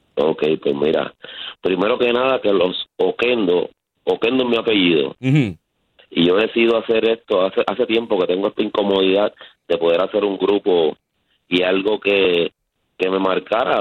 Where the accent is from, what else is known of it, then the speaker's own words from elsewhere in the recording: Canóvanas, Puerto Rico; Nosotros somos de Canóvana